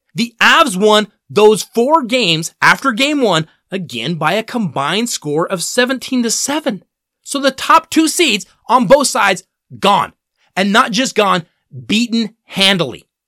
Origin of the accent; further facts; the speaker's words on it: Denver, Colorado, United States; the Denver Nuggets, my hometown team